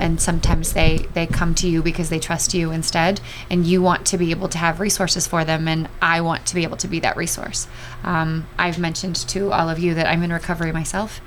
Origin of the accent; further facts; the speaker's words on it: Los Angeles, California, United States; moved away as an adult; also born or lived in San Diego / Southern Arizona / Springfield, Missouri / St. Louis; I grew up in Los Angeles